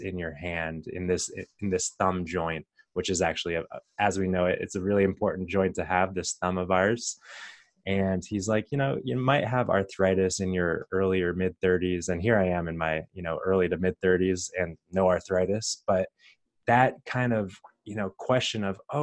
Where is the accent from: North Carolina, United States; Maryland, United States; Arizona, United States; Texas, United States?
Arizona, United States; growing up in Arizona and going to the University of Arizona